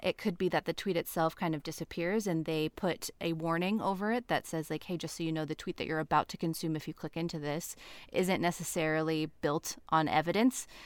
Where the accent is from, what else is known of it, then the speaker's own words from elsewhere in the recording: Nebraska, United States; now in Portland, United States; right now I'm in Portland, Oregon. Um, but I'm from Nebraska